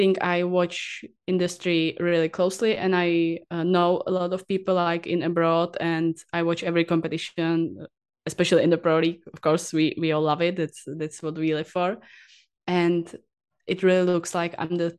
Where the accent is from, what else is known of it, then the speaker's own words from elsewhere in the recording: Prague, Czechia; I was born in Prague, and after that I live always near to Prague, and so even now I'm living near to Prague